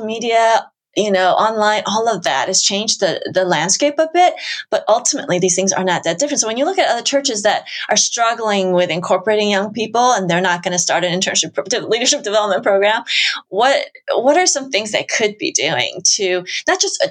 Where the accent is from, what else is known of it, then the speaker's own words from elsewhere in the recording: United States; I'm Asian American